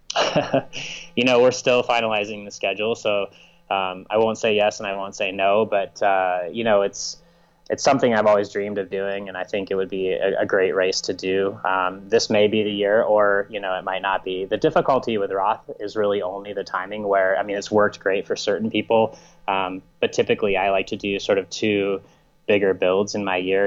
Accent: United States; as an American citizen

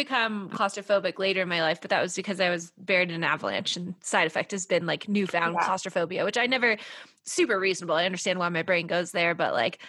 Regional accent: California, United States; As a Californian

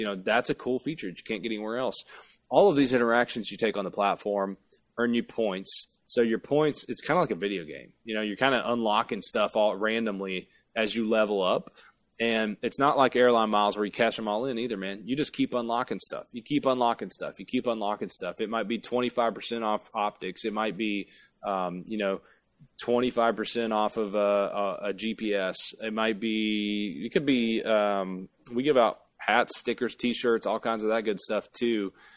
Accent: Appalachia, United States; I really am from a holler, um, in, in Appalachia

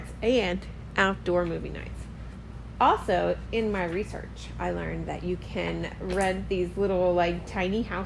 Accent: Maryland, United States; now in Key West, United States; we're from Maryland and everything there is like woods or bay

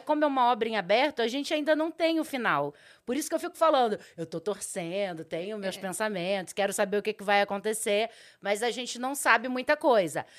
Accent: Rio de Janeiro, Brazil; moved away as an adult; now in São Paulo, Brazil; sou carioca

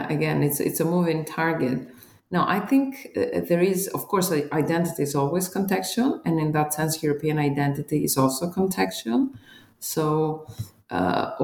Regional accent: Greece; both Ruby and I come from Greece

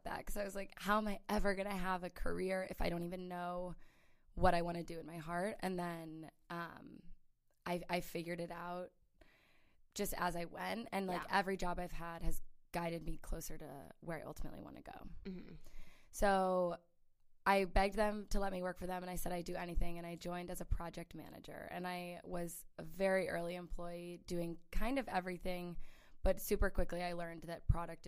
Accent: St. Louis, Missouri, United States; moved away as an adult; also born or lived in California / New York; now in Los Angeles, United States; I grew up in St. Louis, Missouri

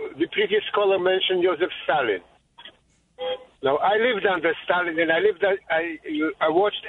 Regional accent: Poland; now in Long Island, United States; I grew up in Poland.

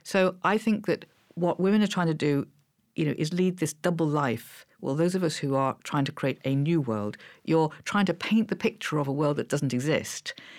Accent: Liverpool, North West England, United Kingdom; I was growing up in Liverpool

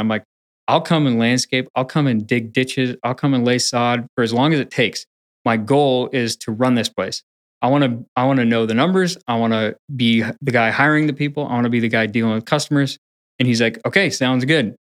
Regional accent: Portland area, Pacific Northwest, Washington, United States; born or raised there; also born or lived in Upper Michigan / Greensboro, North Carolina

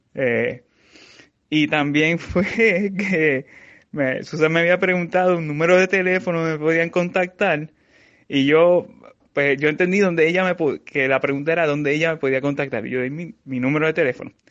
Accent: San Sebastián, Puerto Rico; also born or lived in Mayagüez; desde mi pueblo en San Sebastián

